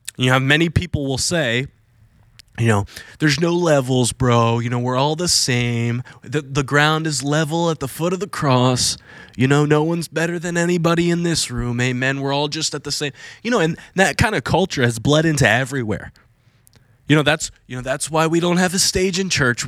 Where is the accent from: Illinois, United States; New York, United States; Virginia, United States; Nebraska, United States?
Virginia, United States; Virginia Beach; moved away as an adult; now in Florida, United States; I was gonna go back to Virginia Beach